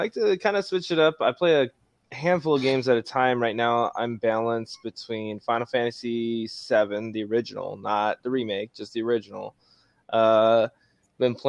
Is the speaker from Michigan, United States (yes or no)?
no; Nebraska, United States; I'm from, like, the great state of Nebraska